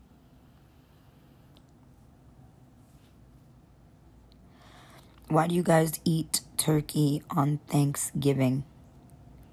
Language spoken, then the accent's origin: English; Khambhat, Gujarat, India; I was born on November 1st, 1986 in Cambay, India.